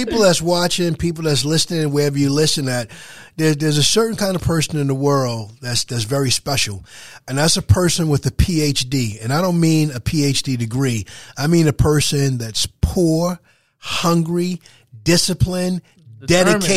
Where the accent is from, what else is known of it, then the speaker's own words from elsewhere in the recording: Wyandanch, New York, United States; I'm very proud of being from the 11798, from being from Wyandanch